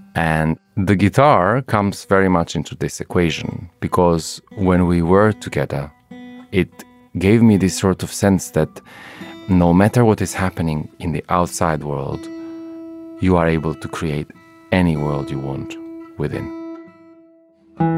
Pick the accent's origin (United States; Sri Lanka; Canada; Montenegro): Montenegro; now in London, United Kingdom; I come from Montenegro, this amazingly beautiful little country in the Balkans. It used to be part of the big Yugoslavia. And at the time when I was growing up, that Yugoslavia was sadly separating